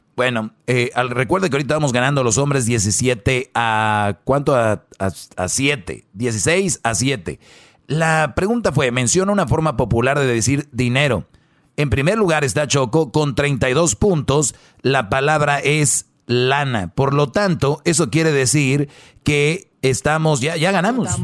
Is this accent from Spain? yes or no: no; Monterrey, Nuevo León, Mexico; soy de Monterrey